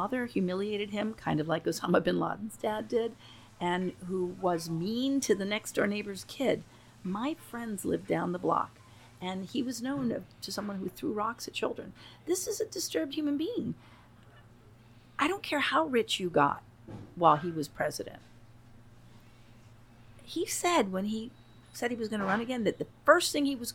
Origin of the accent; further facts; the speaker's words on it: Venezuela; moved away; I was born in Venezuela, and I would go back